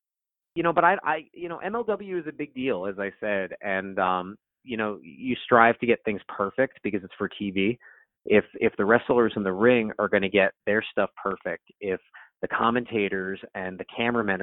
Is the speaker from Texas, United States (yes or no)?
no; Southern California, United States; I'm from Southern California, so I'm an in-and-out guy